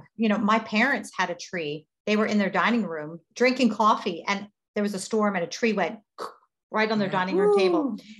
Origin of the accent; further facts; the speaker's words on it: Lancaster, Pennsylvania, United States; Growing up in Lancaster was actually really awesome